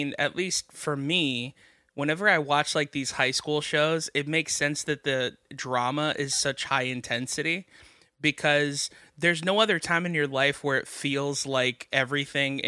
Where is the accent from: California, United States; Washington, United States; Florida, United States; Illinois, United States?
Florida, United States; Miami; I grew up in Miami